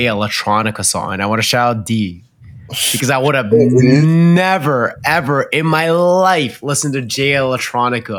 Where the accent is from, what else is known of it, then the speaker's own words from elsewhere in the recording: China; moved away; I grew up in China. My parents are very, very Chinese.